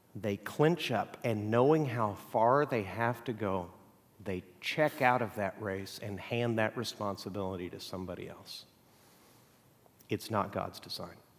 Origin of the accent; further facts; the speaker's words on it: Mexico; now in United States; I grew up in Mexico